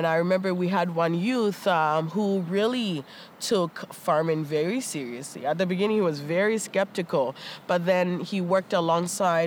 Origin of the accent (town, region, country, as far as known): Toronto, Ontario, Canada; born or raised there; also born or lived in Ghana